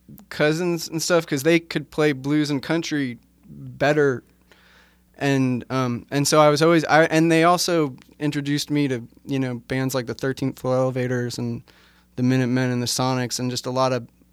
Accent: New York, United States; also born or lived in Texas; I was born in Manhattan.

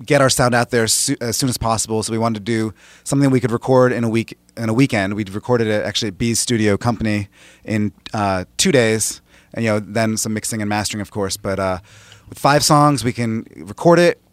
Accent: Boston, Massachusetts, United States; also born or lived in Maine; now in Los Angeles, United States; I'm from the East Coast. I grew up in the Boston area and kind of identify with being from Maine.

